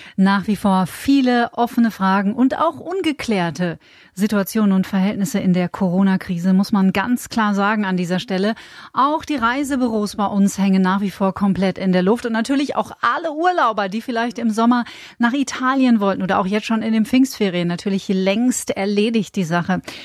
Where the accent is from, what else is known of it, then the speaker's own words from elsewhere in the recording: Bavaria, Germany; bei uns in Bayern